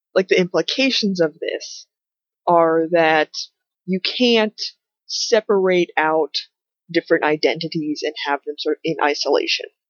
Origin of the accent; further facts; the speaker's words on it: United States; one of my identities is as an American